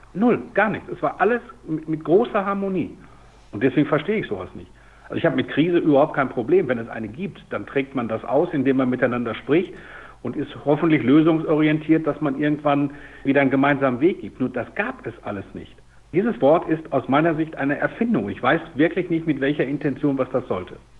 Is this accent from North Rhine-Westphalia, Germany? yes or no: yes; Dortmund, North Rhine-Westphalia, Germany; ich komme aus Dortmund, da gab es den TuS Wellinghofen, da gab es den USC Tier.